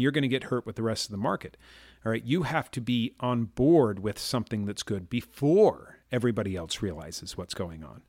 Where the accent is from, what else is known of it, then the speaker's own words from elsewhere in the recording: Chicago, Illinois, United States; I grew up in Chicago